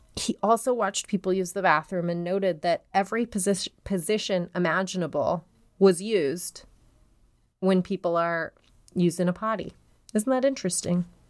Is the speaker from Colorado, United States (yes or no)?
yes; Denver, Colorado, United States; I'm from Denver